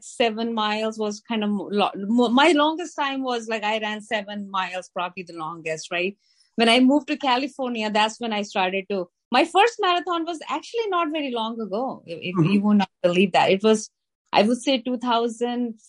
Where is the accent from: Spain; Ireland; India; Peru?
India; New Delhi, Delhi; moved away as an adult; also born or lived in New Jersey, United States / San Diego, United States; now in Los Angeles, United States; I came to United States from India, where I grew up, spent 25 years in New Delhi, and came here as a software engineer